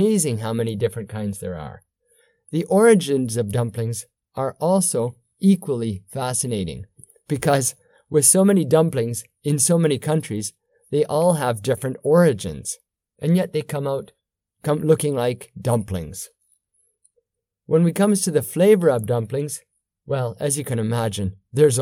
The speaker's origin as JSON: {"language": "English", "country": "Canada", "tie": "born or raised there", "said": "When I was growing up in Canada"}